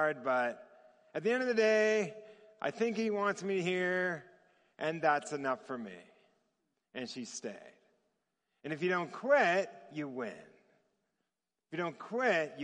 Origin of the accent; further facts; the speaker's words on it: Torrance, California, United States; also born or lived in Manhattan Beach; I grew up in Torrance, and so I'm from L.A.